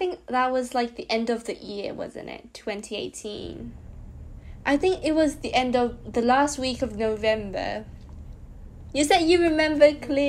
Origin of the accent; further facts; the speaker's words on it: Japan; from Japan.